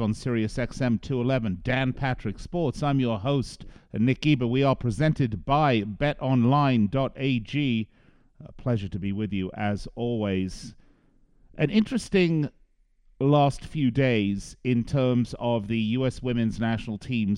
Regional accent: England, United Kingdom; accent: English; now in United States; as an American, and I know I sound English to you, but I am an American. I've been here an awfully long time

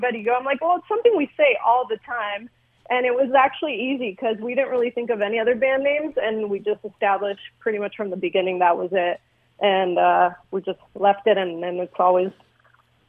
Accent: Glendale, California, United States; we're based out of Glendale, California, suburb of L.A., and we just kind of grew up together. We all grew up in the same neighborhood

